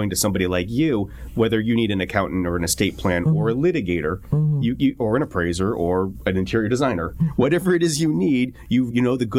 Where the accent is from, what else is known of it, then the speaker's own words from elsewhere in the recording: Anaheim, California, United States; now in Costa Mesa, United States; So Costa Mesa is definitely my home. I grew up here in Orange County, not in Costa Mesa. I grew up in Anaheim. But I've lived in Costa Mesa for a very long time. And it's my home.